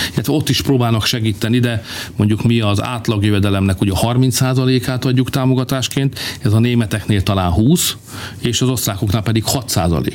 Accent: Hungary; mi magyarok vagyunk

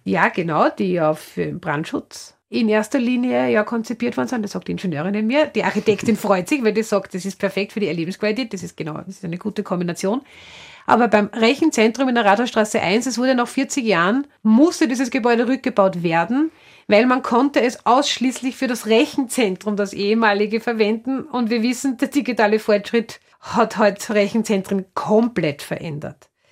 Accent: Upper Austria, Austria; Man hört vielleicht an meiner Sprache, ich stamme aus Oberösterreich

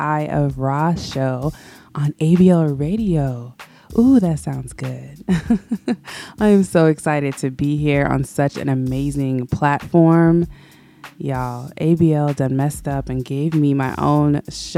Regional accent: Florida, United States; also born or lived in Oakland, California; now in Atlanta, United States; But I was raised in Florida, in between South Florida and Central Florida

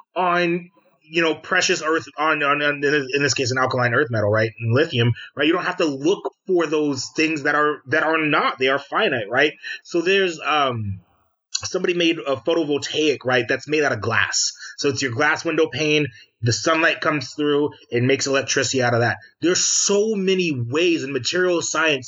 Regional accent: United States; we as American citizens

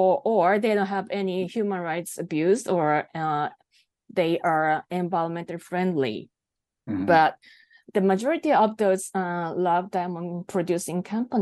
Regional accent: Japan; first language Japanese; English is a second language; Well, my native language is Japanese, so I didn't find any information in Japanese.

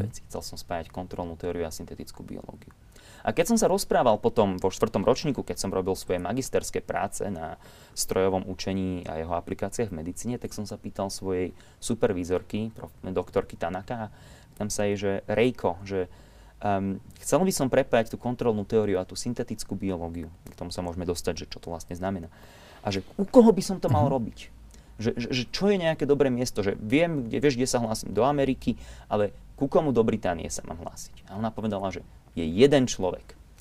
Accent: Púchov, Trenčín Region, Slovakia; also born or lived in Nosice; now in Oxford, United Kingdom; ja pochádzam z Nosíc, to je taká malá dedina pri Puchove mm-hmm. na severozápade e, Slovenska. A mm, ja som žil v Puchove, a vyrastal som od malička tam.

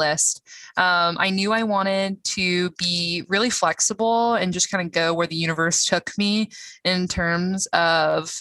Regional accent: Georgia, United States; I am from Georgia.

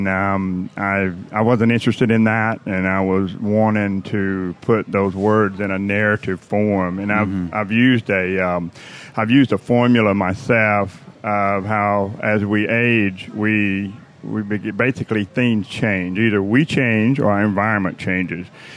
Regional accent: Athens, Georgia, United States; now in 30A, Florida, United States; I grew up around Athens, Georgia

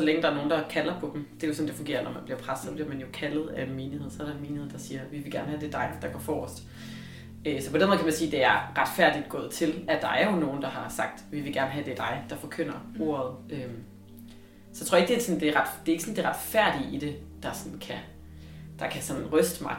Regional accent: Løgumkloster, Southern Denmark, Denmark; jeg voksede op i Sønderjylland, i Løgum Kloster

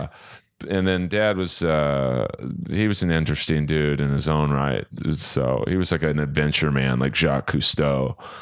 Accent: Los Angeles, California, United States; Born and raised in Bel Air, California

